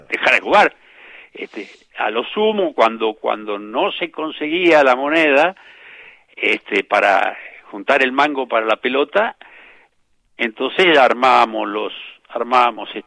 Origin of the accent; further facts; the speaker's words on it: Floresta, Buenos Aires, Argentina; Porque, este, porque mi niñez en Floresta, ahí en, en Juan B. Justo, entre San Nicolás y Emilio marca este, fue vivir eh, jugando al fútbol a la vuelta de casa en San Nicolás.